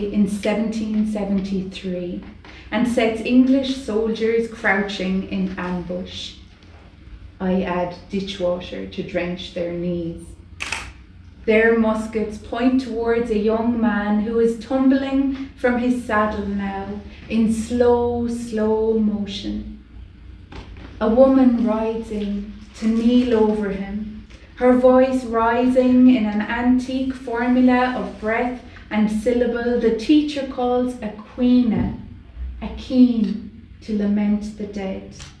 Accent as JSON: {"language": "English", "country": "Ireland", "said": "as an Irish writer"}